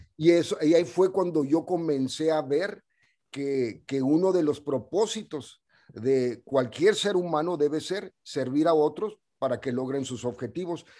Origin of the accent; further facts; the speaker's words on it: Ciudad Juárez, Chihuahua, Mexico; moved away; also born or lived in El Paso, Texas; nací en, ah, en El Paso, Texas, y esa fue una movida que hizo mi mamá porque nosotros vivíamos en Ciudad Juárez